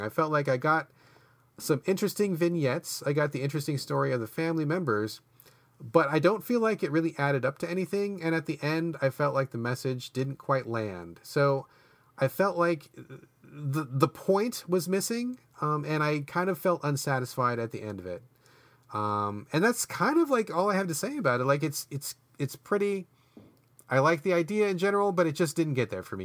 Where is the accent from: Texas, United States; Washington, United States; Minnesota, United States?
Washington, United States; my home state